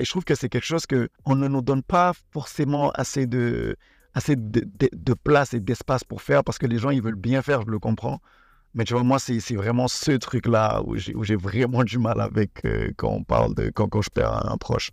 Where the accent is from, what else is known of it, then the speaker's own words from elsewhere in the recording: Senegal; also born or lived in Benin; je suis béninois, mais j'ai grandi et je vis actuellement au Sénégal.